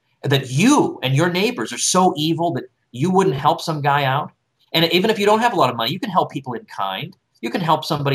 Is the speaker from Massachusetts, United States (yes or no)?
yes; Massachusetts, United States; I'm from Massachusetts